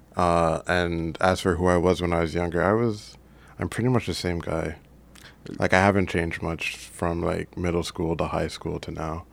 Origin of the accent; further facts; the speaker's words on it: Brampton, Ontario, Canada; also born or lived in Jamaica / Mississauga; we started in Mississauga, I think, and I came to Brampton in grade four